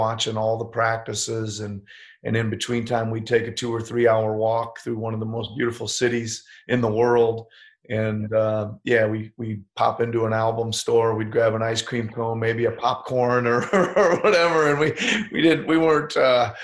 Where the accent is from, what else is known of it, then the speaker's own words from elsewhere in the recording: Carroll, Iowa, United States; moved away; coming from Carroll, Iowa and becoming an NBA head coach